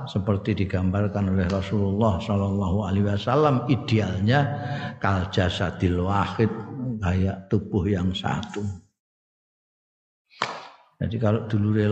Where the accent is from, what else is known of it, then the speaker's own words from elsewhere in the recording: Java, Indonesia; Afia itu ya wilujeng nek cara aku aku wong Jawa ngertiku ya wilujeng iku.